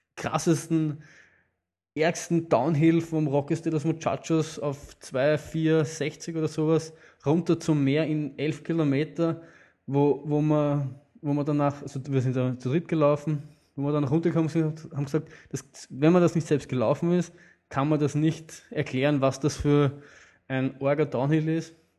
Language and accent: German; Vienna, Austria; Aber wir Wiener nehmen uns, uns oft heraus, Berge, die eigentlich nicht zu unserem Bundesland gehören, trotzdem als Wiener, Wiener Hausberger zu bezeichnen.